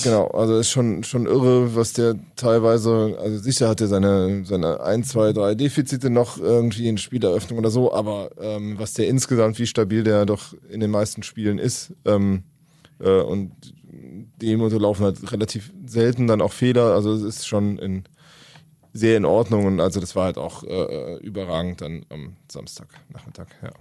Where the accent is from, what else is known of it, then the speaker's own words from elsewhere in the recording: Rhineland-Palatinate, Germany; Kommt ja wie ich von der Mosel, der junge Jan Thielmann, ich glaube zehn Kilometer von meinem Heimatort weg äh, aus Föhren